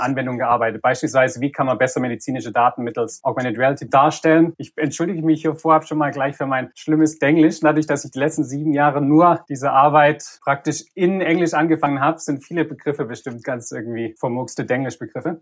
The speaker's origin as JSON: {"language": "German", "town": "Reutlingen", "region": "Baden-Württemberg", "country": "Germany", "tie": "born or raised there", "also_born_or_lived": "Leipzig", "moved": "as an adult", "lives_now": "Stanford, United States", "said": "gebürtiger Reutlinger im Schwabenland"}